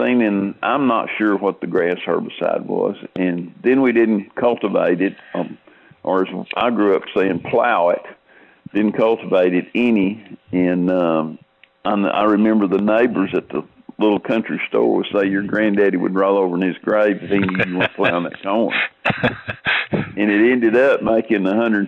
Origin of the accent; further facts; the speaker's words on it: Savannah, Tennessee, United States; I grew up in Tennessee in Hardin County, which is county seat Savannah, Tennessee